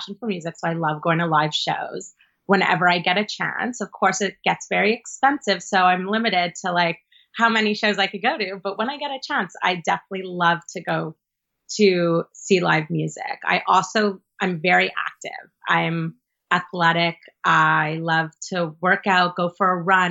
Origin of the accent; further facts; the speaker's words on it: Montreal, Quebec, Canada; first language English; moved away as an adult; now in New York, United States; I'm from Montreal. So I'm Canadian